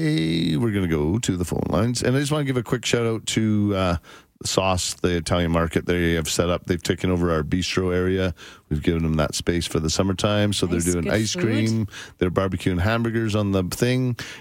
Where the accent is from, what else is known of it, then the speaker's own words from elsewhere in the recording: Bowness, Alberta, Canada; I grew up at Sunnyside in Bowness.